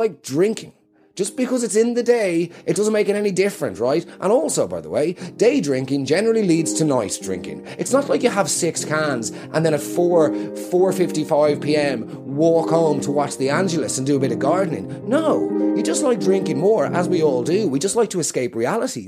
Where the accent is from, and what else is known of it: Ireland